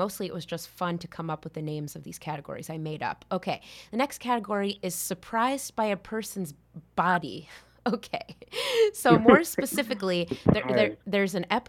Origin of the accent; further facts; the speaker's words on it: Connecticut, United States; I grew up in Connecticut